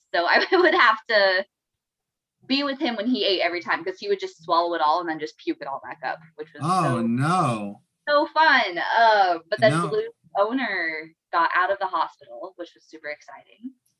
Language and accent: English; Arizona, United States; moved away; Yeah, so I'm from Arizona.